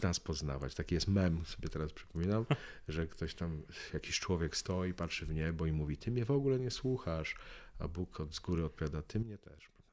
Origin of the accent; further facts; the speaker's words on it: Łódź, Łódź Voivodeship, Poland; ja z Łodzi